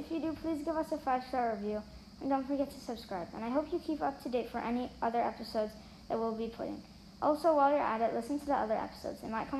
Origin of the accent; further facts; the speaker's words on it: Switzerland; also born or lived in United States; I'm 9 years old and in fourth grade. I'm from Switzerland and America.